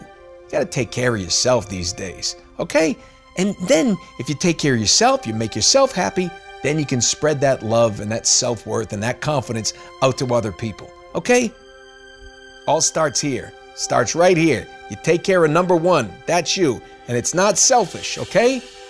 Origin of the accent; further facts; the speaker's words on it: New York, United States; All right, I'm from New York.